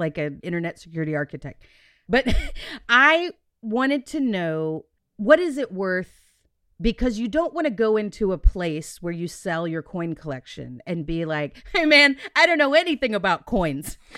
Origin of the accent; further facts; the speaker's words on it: Texas, United States; we're Texan